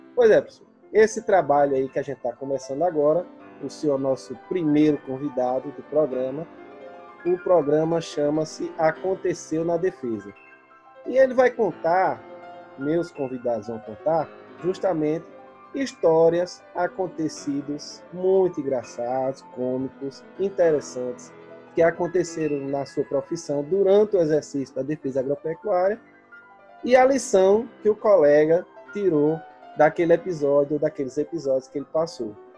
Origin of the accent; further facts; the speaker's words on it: Northeast Region, Brazil; eu sou do Nordeste